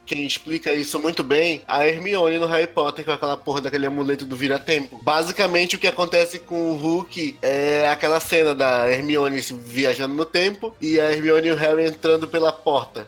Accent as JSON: {"language": "Portuguese", "town": "Santarém", "region": "Pará", "country": "Brazil", "tie": "born or raised there", "said": "crescendo em Santarém"}